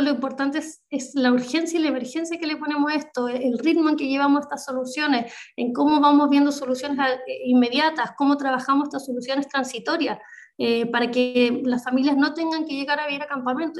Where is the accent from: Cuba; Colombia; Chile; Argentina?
Chile; also born or lived in Biobío; somos un país muy, muy largo